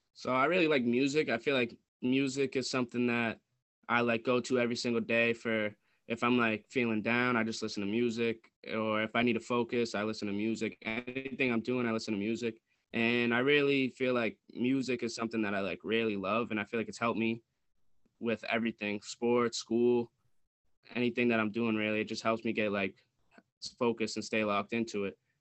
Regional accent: New England, United States; growing up in New England and watching the Patriots

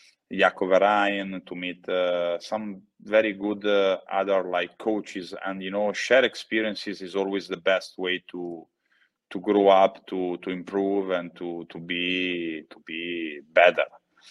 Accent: Italy; And at home, it doesn't mean like in my childhood house or in my hometown, but home it means Italy.

